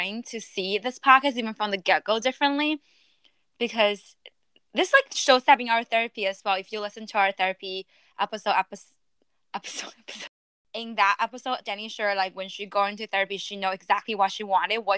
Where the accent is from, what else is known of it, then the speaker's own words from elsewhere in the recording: China; moved away; my whole life I've been ranked growing up in China